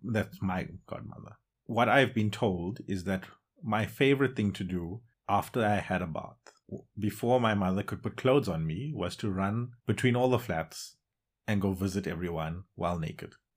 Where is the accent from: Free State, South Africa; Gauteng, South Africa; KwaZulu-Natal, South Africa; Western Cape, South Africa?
Gauteng, South Africa; Johannesburg; moved away as an adult; also born or lived in Durban, South Africa; now in Netherlands; born in Durban, South Africa, and at a very young age moved to Johannesburg, where I was raised for the majority of my life. Now, I live in the Netherlands.